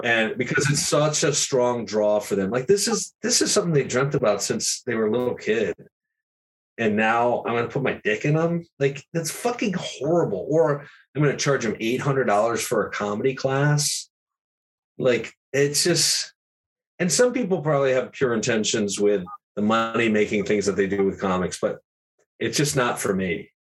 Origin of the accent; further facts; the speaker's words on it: Schenectady, New York, United States; moved away as an adult; also born or lived in Los Angeles; I live in Schenectady, New York, my hometown